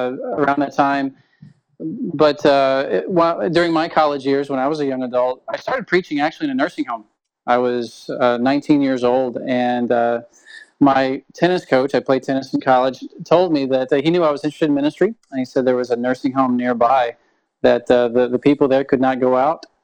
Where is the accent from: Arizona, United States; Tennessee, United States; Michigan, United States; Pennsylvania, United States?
Tennessee, United States; now in Chilliwack, Canada; I'm from Tennessee, which is a long way away from here.